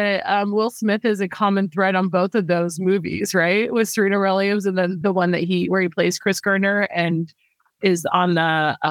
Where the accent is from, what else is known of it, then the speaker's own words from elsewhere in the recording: Bangkok, Thailand; moved away; I grew up in Asia. I grew up in Bangkok, Thailand before I moved back to the States.